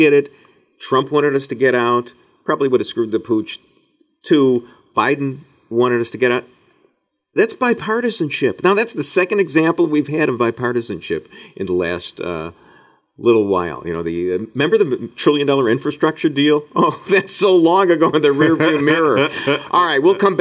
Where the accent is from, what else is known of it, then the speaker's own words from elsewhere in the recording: Skokie, Illinois, United States; From Skokie, Illinois